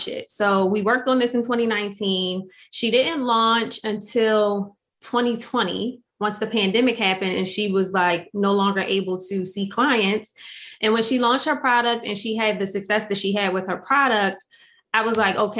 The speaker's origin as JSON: {"language": "English", "town": "Atlantic City", "region": "New Jersey", "country": "United States", "tie": "born or raised there", "said": "I'm from Atlantic City, like born and raised in Atlantic City."}